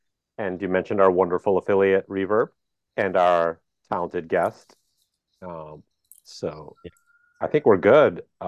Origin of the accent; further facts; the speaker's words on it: outside Philadelphia, Pennsylvania, United States; also born or lived in Boston, Massachusetts; So I was born in Boston, and I lived in Boston for about 5 years, and then I moved to Pennsylvania. I lived like outside Philly